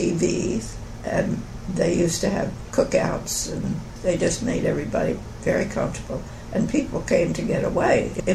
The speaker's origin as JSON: {"language": "English", "town": "Atlantic City", "region": "New Jersey", "country": "United States", "tie": "born or raised there", "also_born_or_lived": "Vero Beach, Florida", "moved": "yes", "said": "I was born in Atlantic City on the shore of New Jersey"}